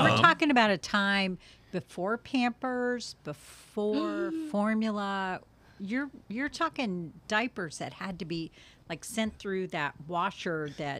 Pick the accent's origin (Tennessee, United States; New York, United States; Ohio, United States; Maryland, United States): Maryland, United States; I grew up in Maryland in a very Catholic town.